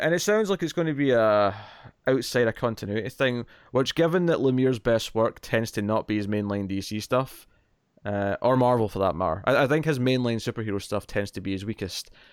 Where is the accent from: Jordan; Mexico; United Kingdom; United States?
United Kingdom; Scotland